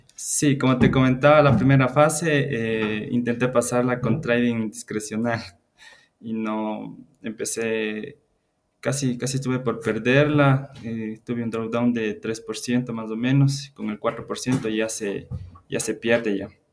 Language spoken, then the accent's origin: Spanish; Ecuador; soy de, de Ecuador